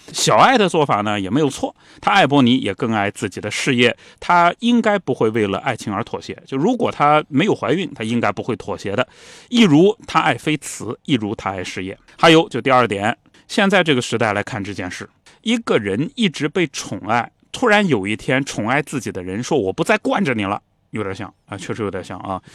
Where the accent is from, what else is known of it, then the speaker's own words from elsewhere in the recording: China; 我们中国人